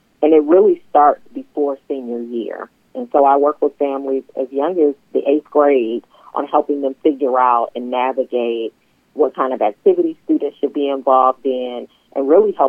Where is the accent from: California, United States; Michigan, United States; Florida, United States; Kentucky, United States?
Michigan, United States; Detroit; now in Franklin, United States; I am originally from Detroit, born and raised